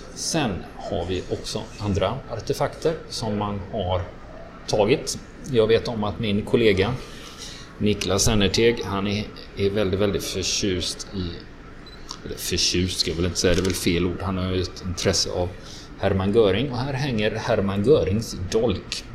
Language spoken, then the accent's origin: Swedish; Sweden; som svensk